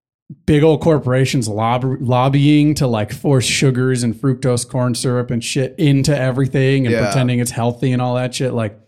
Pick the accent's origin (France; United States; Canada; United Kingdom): United States; accent: American; But I just felt so bad. Like, this is my American accent.